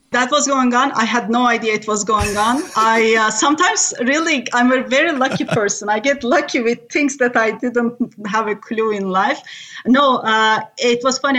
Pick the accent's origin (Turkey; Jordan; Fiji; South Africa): Turkey; first language Turkish; English is a second language; moved away; I'm from Turkey, born and raised